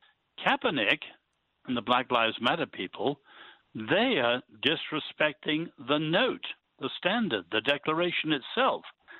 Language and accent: English; China; born there; I was born in China when my parents were medical missionaries.